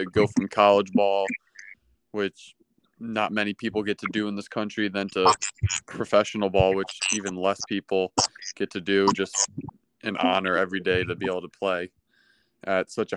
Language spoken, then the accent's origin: English; Waterford, Connecticut, United States; I was born in Waterford, Connecticut, where I've lived basically my whole life